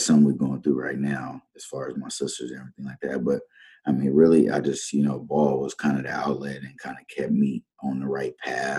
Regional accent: San Diego, California, United States; moved away; also born or lived in Dakotas; I'm from San Diego, California. I started playing ball at the age of six

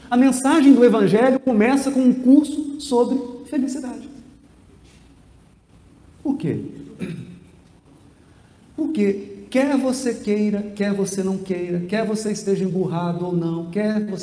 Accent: Piracicaba, São Paulo, Brazil; born there

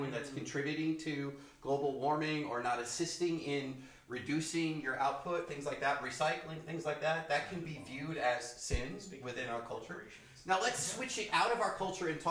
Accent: New York City, New York, United States; I grew up in the New York City culture, which is different.

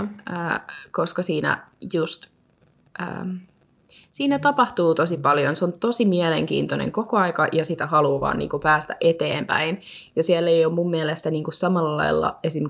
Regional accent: Helsinki, Uusimaa, Finland; moved away as an adult; now in Vaasa, Finland; olen siis Helsingistä kotoisin

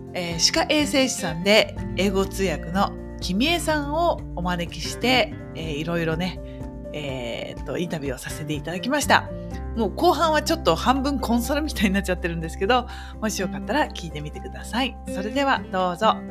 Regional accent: Japan; first language Japanese; now in Switzerland

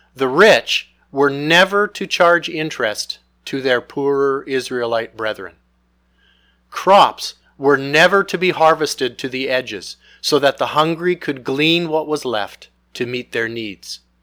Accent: Canada; Most of us have been born and raised in Canada

